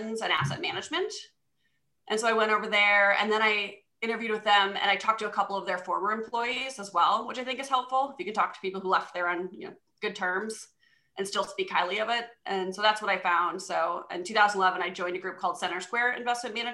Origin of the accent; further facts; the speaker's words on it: Madison, Wisconsin, United States; also born or lived in Minnesota; I'm from Madison originally. I went to West High School right down by Camp Randall